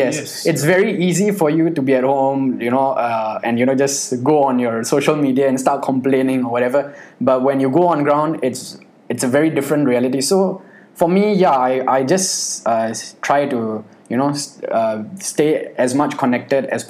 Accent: Pakistan; I'm Pakistani

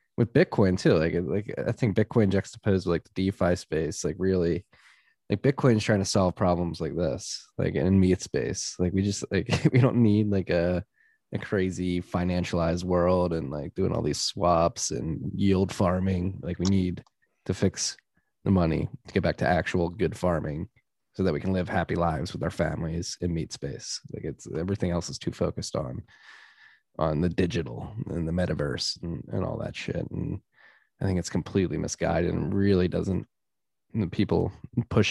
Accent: Philadelphia, Pennsylvania, United States; moved away; living and growing up in Philly

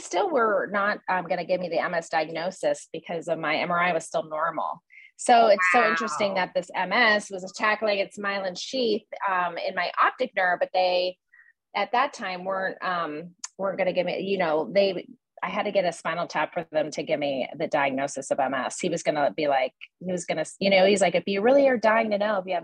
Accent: Erie, Pennsylvania, United States; moved away; my hometown in Erie

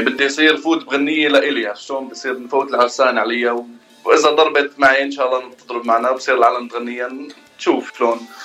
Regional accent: Fairouzeh, Homs Governorate, Syria; moved away as an adult; now in United States; من سوريا مولود حمص آه، ريف حمص ضيعه اسمها فيروزي

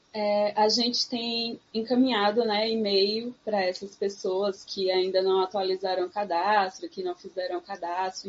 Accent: Sertão of Pernambuco, Brazil; eu venho do sertão de Pernambuco

